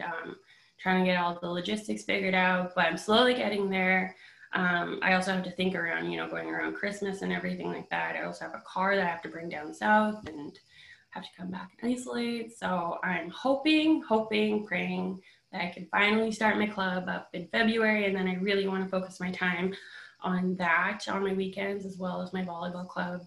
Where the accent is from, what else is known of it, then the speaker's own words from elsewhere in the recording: Fort Smith, Northwest Territories, Canada; in 2018 in Fort Smith, my hometown.